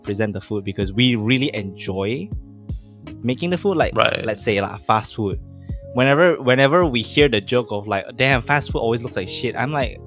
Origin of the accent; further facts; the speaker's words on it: Malaysia; we are a Malay first country